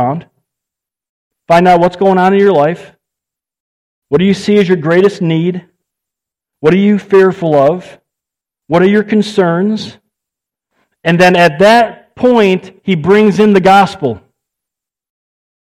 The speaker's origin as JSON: {"language": "English", "country": "United States", "said": "I'm an American."}